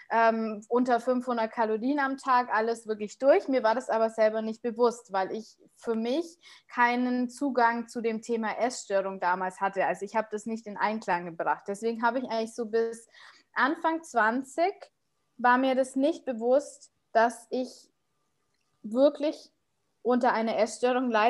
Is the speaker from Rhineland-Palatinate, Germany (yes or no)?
no; Munich, Bavaria, Germany; ich bin 32 jetzt und ich komme aus München, bin ähm, verheiratet